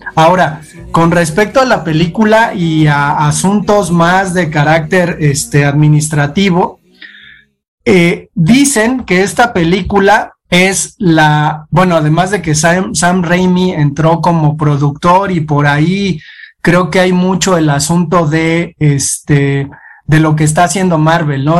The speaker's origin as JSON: {"language": "Spanish", "country": "Mexico", "also_born_or_lived": "Tula, Hidalgo", "said": "somos los mexicanos"}